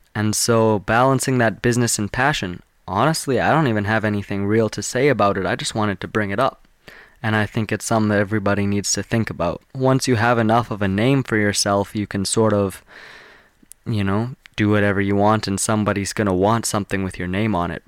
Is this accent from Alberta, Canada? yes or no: yes; Calgary, Alberta, Canada; I'm from Calgary. I live about three hours from Calgary.